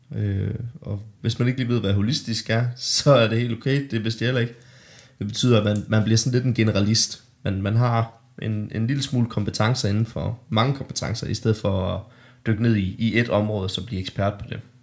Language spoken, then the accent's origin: Danish; Denmark; born or raised there